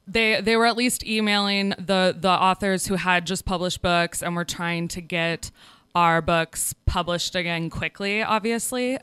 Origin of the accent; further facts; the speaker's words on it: Kansas City, United States; moved away as an adult; now in Oakland, United States; I'm from Kansas City, proud Kansas City-an